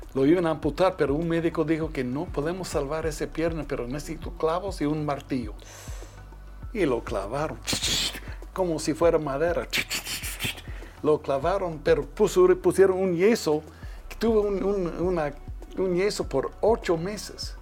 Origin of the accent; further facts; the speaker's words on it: Twin Falls, Idaho, United States; yo nací en Twin Falls, Idaho, pero mi papá era finquero. Yo, yo era un muchacho de finca.